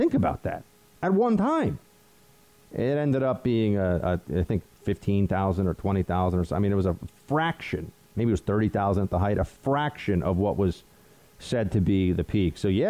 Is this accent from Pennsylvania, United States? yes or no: no; New York, United States; I grew up in Central New York, and I'm full-blooded Italian and Sicilian, and grew up with many, many, many, many Italians and Sicilians.